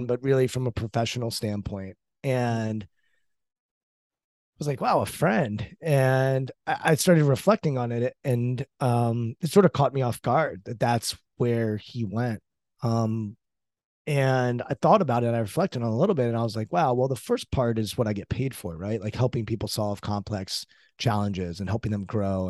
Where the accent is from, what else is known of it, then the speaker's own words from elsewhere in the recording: United States; I'm American, you know, brought up in the States.